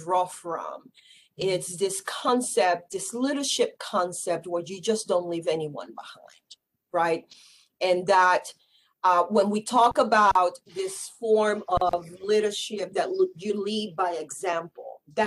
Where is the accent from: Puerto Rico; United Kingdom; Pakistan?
Puerto Rico; San Juan; I was born and raised in San Juan, Puerto Rico.